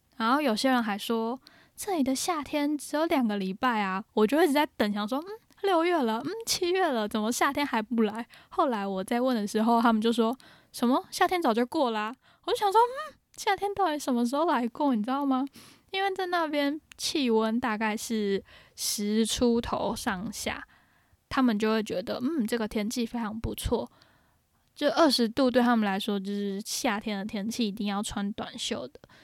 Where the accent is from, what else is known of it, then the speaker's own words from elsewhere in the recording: Taiwan; also born or lived in Ireland; 我们台湾人的中翻音总是这么的幽默